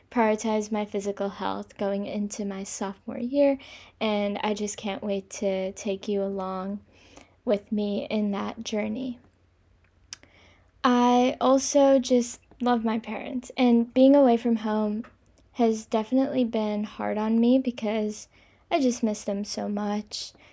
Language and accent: English; India; also born or lived in Kobe, Japan / China / Singapore; now in New York City, United States; I'm 19 years old. I'm from India, but I was actually born in Kobe, a small city in Japan, and I've lived everywhere. I've lived in China, India, Singapore, and now New York City.